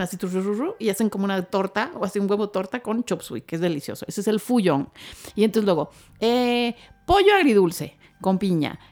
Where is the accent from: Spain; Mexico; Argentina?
Mexico; Mexicali, Baja California; moved away; crecí con eso, con los años que viví de niña en Mexicali